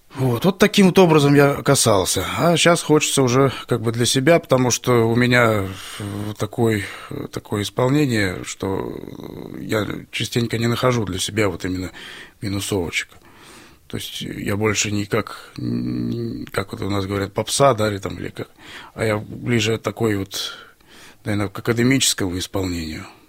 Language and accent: Russian; Stary Oskol, Belgorod Oblast, Russia; Я из города Старый Оскол